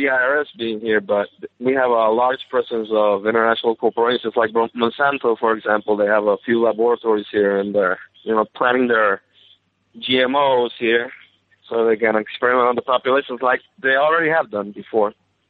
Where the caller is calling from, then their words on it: Carolina, Puerto Rico; Puerto Rico, Carolina.